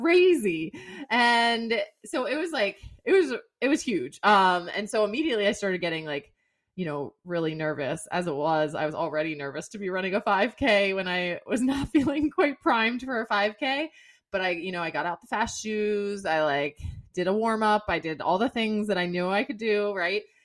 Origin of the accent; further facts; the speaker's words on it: Severna Park, Maryland, United States; moved away; I grew up in Severna Park, Maryland